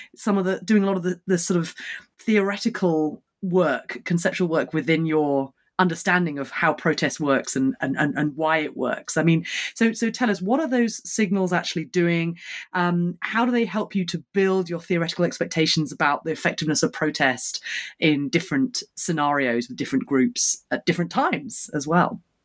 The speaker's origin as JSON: {"language": "English", "country": "United Kingdom", "said": "as a Brit"}